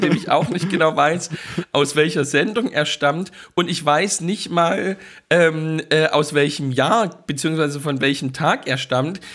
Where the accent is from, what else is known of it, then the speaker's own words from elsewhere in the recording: Dresden, Saxony, Germany; moved away; was ich noch kenne aus Dresden